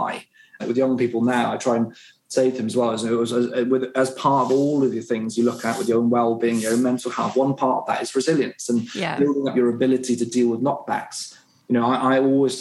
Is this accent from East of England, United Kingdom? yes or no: no; West Wales, United Kingdom; So I grew up in West Wales